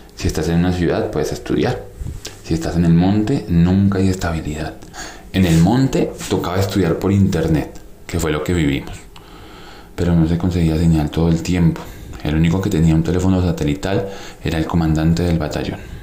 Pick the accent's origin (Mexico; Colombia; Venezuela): Colombia; moved away as an adult; venimos del país del Sagrado Corazón